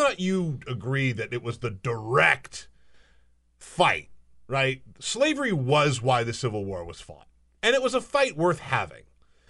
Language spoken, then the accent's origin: English; Charleston, South Carolina, United States; because I grew up in Charleston, South Carolina.